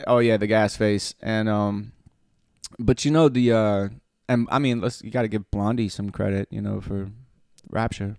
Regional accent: Cherokee County, Alabama, United States; I'm from Cherokee County, Alabama

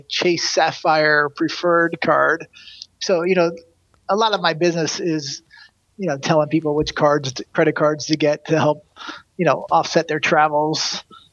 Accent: Connecticut, United States; now in Los Angeles, United States; I grew up in Connecticut

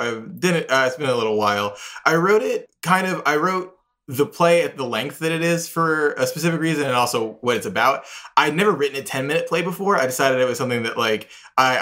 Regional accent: Houston, Texas, United States; moved away as an adult; also born or lived in Connecticut (college); now in New York, United States; I'm from Houston, Texas

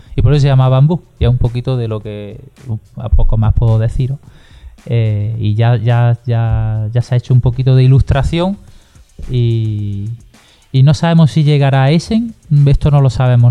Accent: Granada, Andalusia, Spain; yo soy de Granada y aquí pues tenemos ese monumento tan maravilloso que es la Alhambra

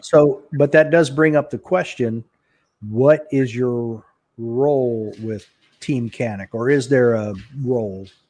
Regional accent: Dallas, Texas, United States; I was born in Dallas

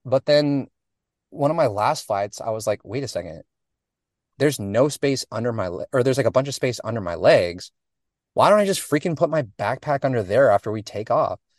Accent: Portland, Oregon, United States; moved away as an adult; also born or lived in Los Angeles; I, I was from Portland

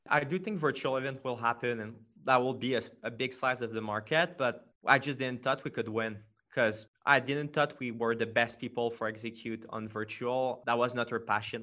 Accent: Quebec, Canada; accent: French; English is a second language; i'm from quebec so i have a pretty pretty strong french accent

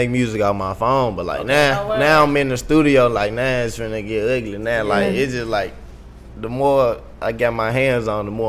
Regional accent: Memphis, Tennessee, United States; I'm from Memphis.

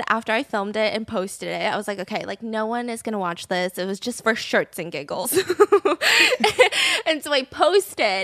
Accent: Georgia, United States; I'm from Georgia

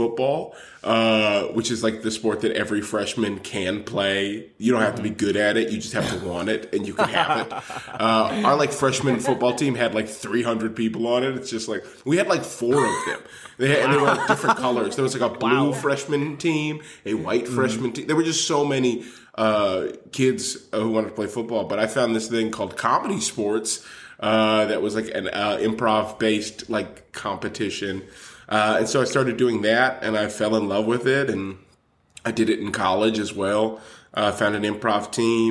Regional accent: Los Angeles, California, United States; I'm from Los Angeles originally

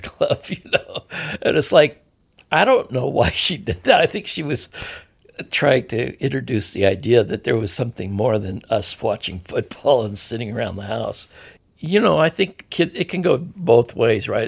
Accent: Edmonds, Washington, United States; grew up in Lily White, Edmonds, Woodway, Washington

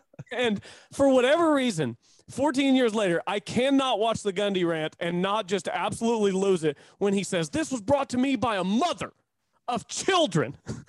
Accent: Chickasha, Oklahoma, United States; accent: good old boy; I'm from Chickasha, so I got a little bit of the good old boy in my voice.

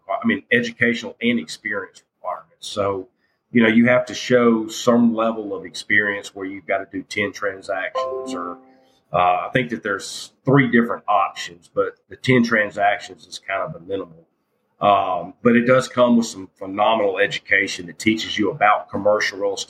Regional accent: Jackson, Mississippi, United States; I grew up in South Jackson and went to Wingfield High School, People's Junior High.

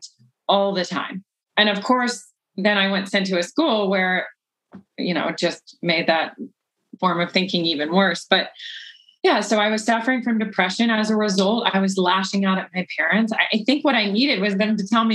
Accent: the South, United States; I was from the South

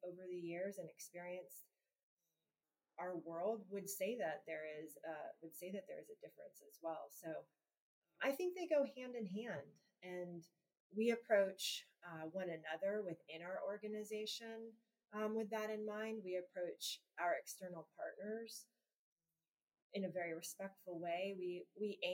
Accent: Gainesville, Florida, United States; moved away as an adult; I was born in Gainesville and grew up in Gainesville

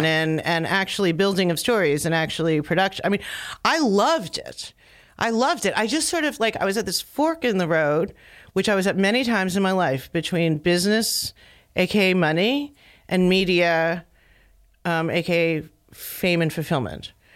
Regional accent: Philadelphia, Pennsylvania, United States; I grew up in, like, the first neighborhood out of Philadelphia

